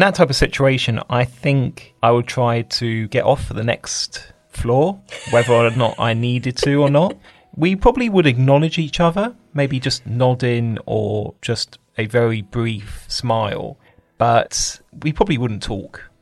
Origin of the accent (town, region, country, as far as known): United Kingdom